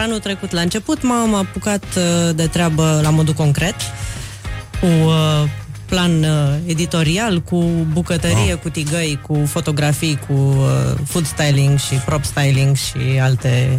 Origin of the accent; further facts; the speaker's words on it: Bacău, Bacău County, Romania; moved away; Eu sunt din Moldova